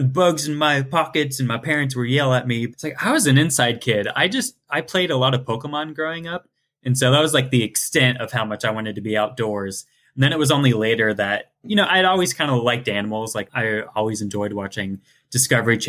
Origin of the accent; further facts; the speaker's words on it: Ohio, United States; I'm from Ohio and the ocean is a bit far away.